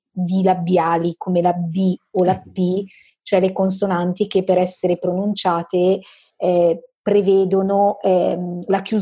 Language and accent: Italian; northern Italy, Italy; accent: northern Italian dialect; nella pronuncia e soprattutto nella pronuncia del nostro dialetto settentrionale in questo caso, il suono della Z è sempre più mm, sibilante e sonoro